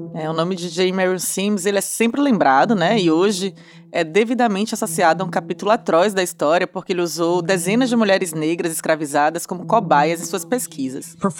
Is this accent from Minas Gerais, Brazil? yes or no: no; Bahia, Brazil; accent: Bahian; Não sei se vocês já conheceram aí pelo sotaque, que eu sou baiana.